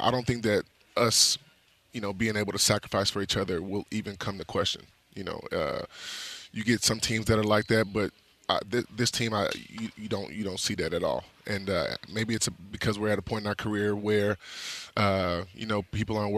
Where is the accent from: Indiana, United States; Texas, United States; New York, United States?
Texas, United States; Houston; I'm from Houston